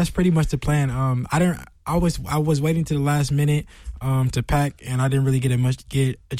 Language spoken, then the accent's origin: English; Las Vegas, Nevada, United States; also born or lived in San Francisco; growing up in Vegas